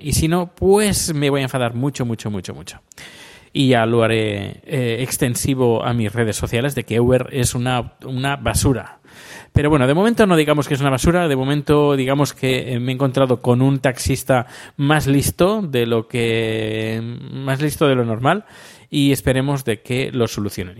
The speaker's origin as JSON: {"language": "Spanish", "country": "Spain", "moved": "yes", "lives_now": "Sweden", "said": "soy sueco y español a la vez"}